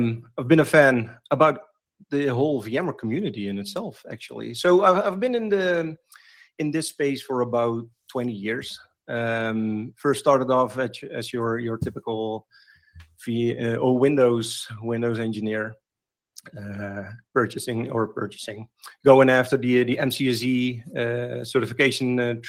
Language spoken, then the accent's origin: English; Netherlands; here in the Netherlands, which is actually pretty close to my hometown